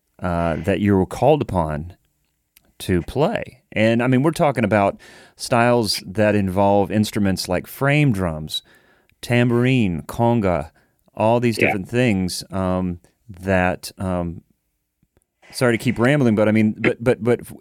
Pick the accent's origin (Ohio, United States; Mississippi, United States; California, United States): Ohio, United States; Columbus; now in Nashville, United States; growing up in Columbus, Ohio, Antioch was like the Asheville of Ohio